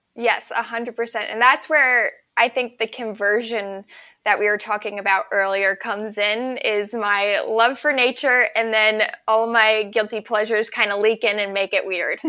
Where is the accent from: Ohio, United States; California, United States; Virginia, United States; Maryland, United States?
Maryland, United States; Ellicott City; I grew up in Maryland in a place called Ellicott City on a tiny little farm.